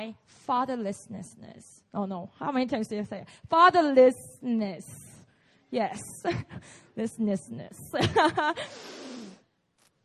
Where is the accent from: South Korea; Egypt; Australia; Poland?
South Korea; English is a second language; I grew up here, so English is my second language.